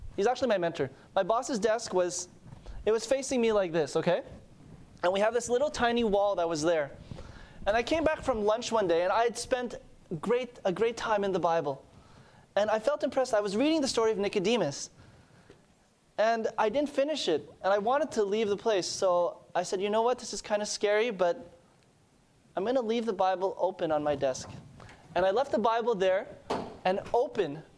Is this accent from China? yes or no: no; Montreal, Quebec, Canada; moved away; I'm from Montreal.